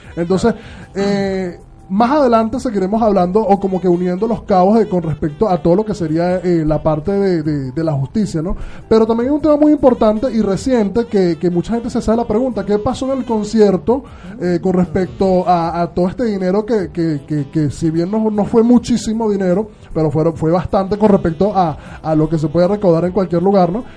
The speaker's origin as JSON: {"language": "Spanish", "country": "Venezuela", "said": "los venezolanos"}